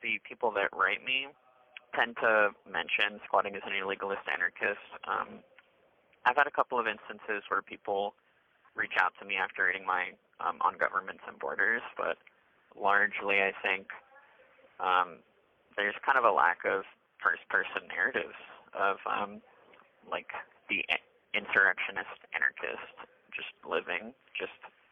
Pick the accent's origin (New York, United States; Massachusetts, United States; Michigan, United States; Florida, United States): Florida, United States; Broward County; moved away as an adult; also born or lived in Portland, Oregon; now in Wilsonville, United States; I'm originally from Broward County, Florida.